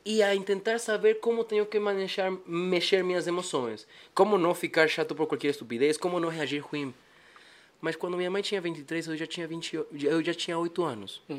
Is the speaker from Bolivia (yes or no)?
yes; Bolivia; Portuguese is a second language; also born or lived in Japan; quando vim de Japão, eu nasci lá, até meus 5 anos fiquei lá. Depois vim para Bolívia, passei por 6, 7 países mais.